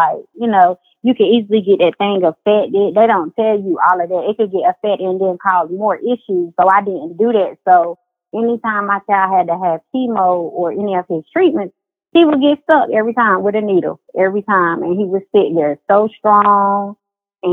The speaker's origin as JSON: {"language": "English", "region": "North Carolina", "country": "United States", "said": "I'm from North Carolina"}